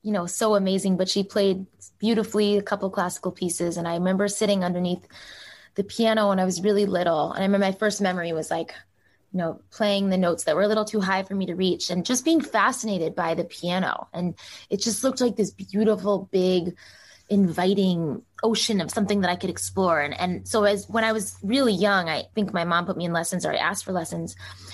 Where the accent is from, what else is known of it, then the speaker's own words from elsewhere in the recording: Boston, Massachusetts, United States; I grew up in the East Coast and Boston